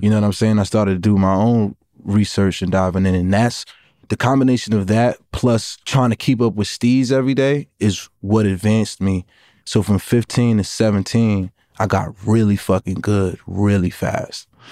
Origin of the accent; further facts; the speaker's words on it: New York City, New York, United States; I'm from Brooklyn. I'm fifteen years old.